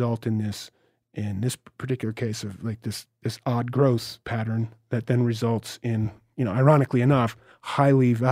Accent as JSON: {"language": "English", "region": "Northeast", "country": "United States", "said": "remember I'm from the Northeast."}